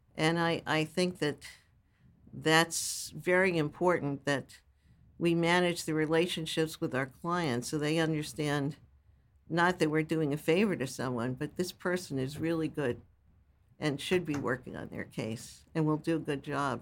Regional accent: New York City, New York, United States; also born or lived in Brooklyn, New York; My family moved to Staten Island

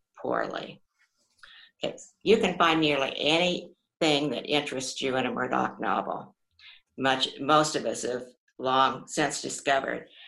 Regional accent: United States; as an American

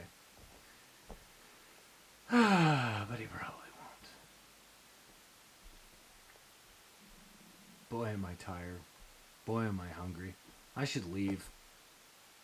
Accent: Canada; I'm from Canada

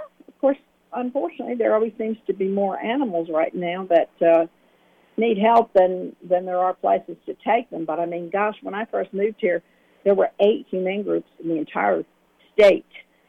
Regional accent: New Jersey, United States; moved away; Because I was from New Jersey, and we already had our spay-neuter programs going up there

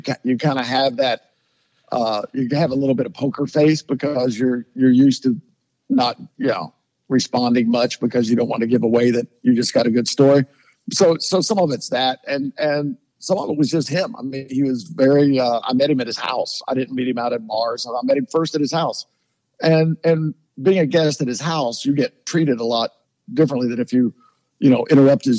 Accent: Kentucky, United States; moved away; also born or lived in Aspen, Colorado; We're both from Kentucky

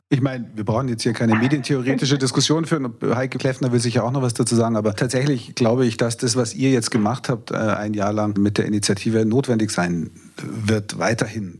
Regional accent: Bavaria, Germany; als Bayer

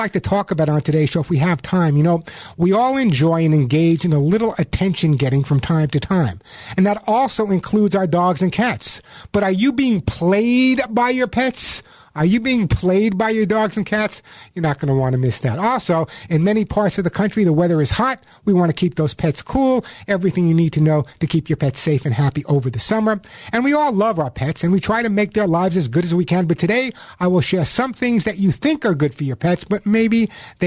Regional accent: New York, United States; I'm from New York.

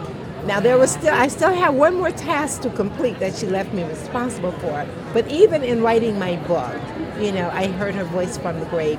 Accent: Grand Rapids, Michigan, United States; now in Atlanta, United States; I'm from Grand Rapids, Michigan. When I moved to Atlanta

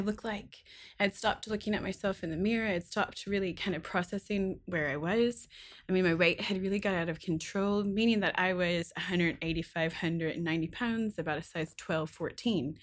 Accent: Kentucky, United States; I was born and raised in Kentucky.

